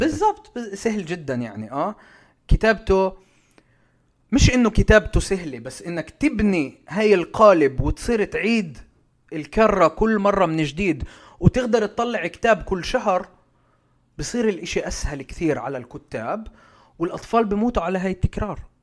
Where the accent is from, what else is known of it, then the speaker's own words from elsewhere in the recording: Baqa al-Gharbiyye, Haifa District, Israel; في باقة الغربية كان في هناك المكتبة العامة طبعا بعدها موجودة بس كانت أيامها أيام ما أنا كنت في صف الأول والثاني